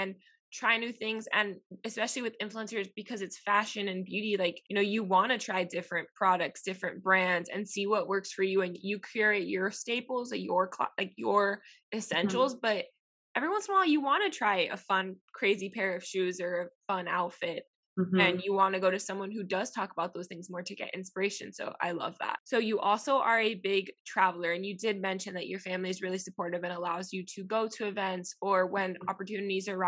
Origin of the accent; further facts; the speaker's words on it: Miami, Florida, United States; moved away as an adult; now in Tennessee, United States; born and raised in Miami too. My mom's Cuban, my dad's Ecuadorian